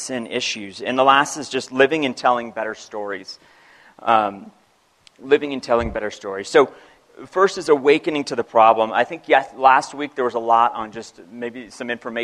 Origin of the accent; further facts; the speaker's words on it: United States; I am a Christian and I'm American